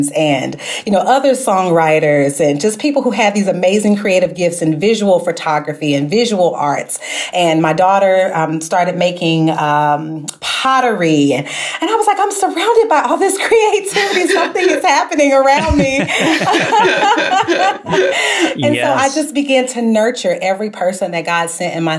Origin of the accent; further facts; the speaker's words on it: St. Louis, Missouri, United States; back home in my hometown of St. Louis, Missouri